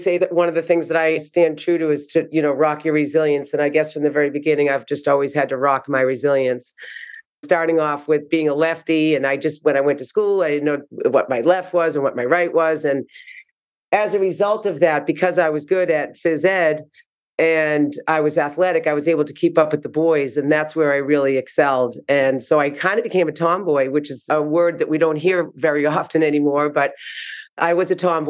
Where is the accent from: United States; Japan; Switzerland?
United States; Needham, Massachusetts; accent: Boston; I'm from Needham, Mass, which I know you'll be picking up on my Boston accent very quickly